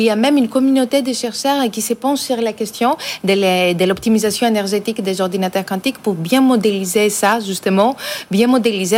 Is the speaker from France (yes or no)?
yes; France; en tant que Français, en tant qu'Européens